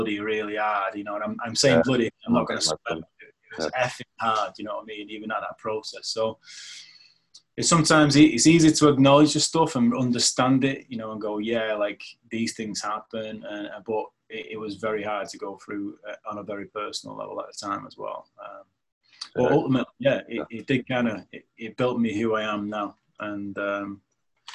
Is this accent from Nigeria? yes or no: no; United Kingdom; I grew up like a lot of young men in Women's Shore, because I come from Women's Shore.